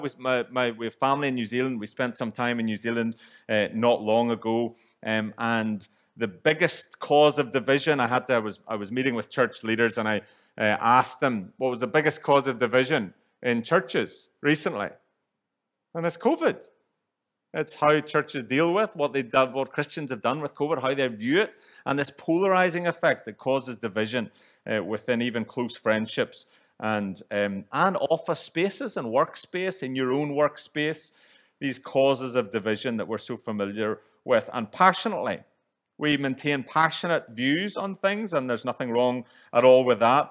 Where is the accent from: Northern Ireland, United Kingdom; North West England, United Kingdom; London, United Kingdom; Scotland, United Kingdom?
Northern Ireland, United Kingdom; moved away; growing up in Northern Ireland, where divisions run deep